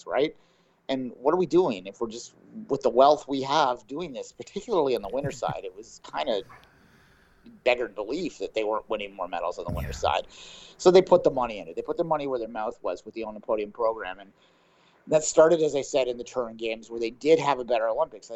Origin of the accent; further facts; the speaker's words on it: Canada; moved away; being a Canadian